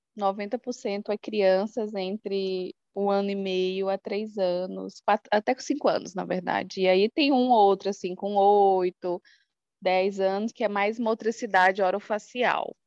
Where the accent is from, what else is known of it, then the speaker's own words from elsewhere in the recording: Porto Velho, Rondônia, Brazil; eu sou da cidade de Porto Velho, aqui da região norte, do estado de Rondônia